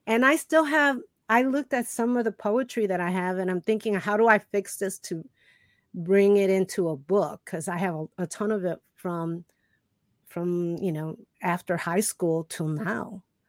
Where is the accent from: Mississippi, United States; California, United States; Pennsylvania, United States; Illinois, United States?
Illinois, United States; Chicago; I grew up in Chicago